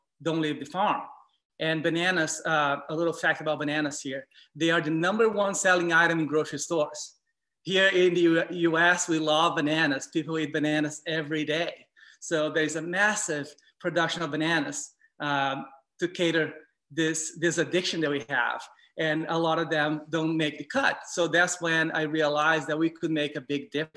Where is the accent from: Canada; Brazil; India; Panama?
Brazil; I grew up eating in Brazil